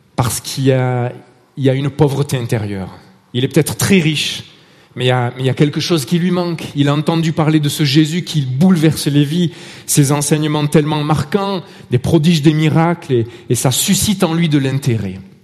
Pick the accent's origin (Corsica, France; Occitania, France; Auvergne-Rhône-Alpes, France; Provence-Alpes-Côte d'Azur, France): Provence-Alpes-Côte d'Azur, France; Marseille; accent: Marseille; now in Vallée de Joux, Switzerland; Mon accent trahit euh, mon origine, Marseille